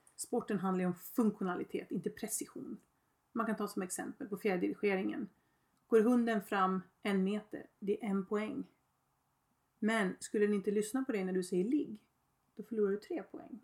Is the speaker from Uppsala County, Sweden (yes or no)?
yes; Öregrund, Uppsala County, Sweden; jag kom ut ifrån Öregrund